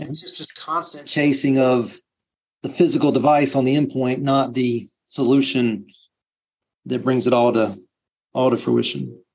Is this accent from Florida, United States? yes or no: yes; South Florida, United States; I grew up in South Florida